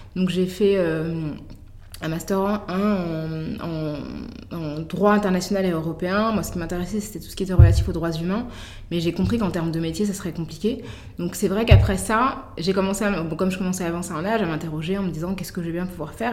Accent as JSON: {"language": "French", "town": "Paris", "region": "Île-de-France", "country": "France", "said": "on vient de Paris"}